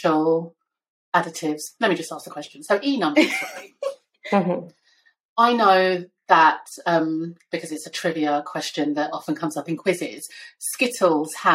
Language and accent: English; Nigeria; as a Nigerian